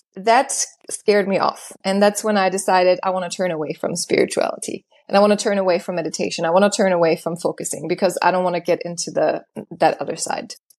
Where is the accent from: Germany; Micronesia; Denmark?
Germany; moved away as an adult; also born or lived in Los Angeles, United States; I was born and raised in Germany in a very, very small town. And when I was nineteen, I decided to go to L A by myself